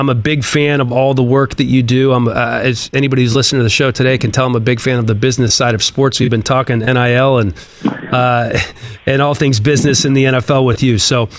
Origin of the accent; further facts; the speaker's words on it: Gaithersburg, Maryland, United States; moved away; also born or lived in Bethesda, Maryland; I'm a Washington, D.C. guy. I was raised there in the Maryland suburbs.